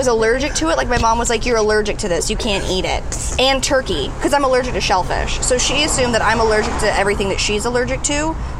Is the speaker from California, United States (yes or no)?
yes; Santa Clarita, California, United States; I grew up in Santa Clarita, which is super, like, white trash, kind of.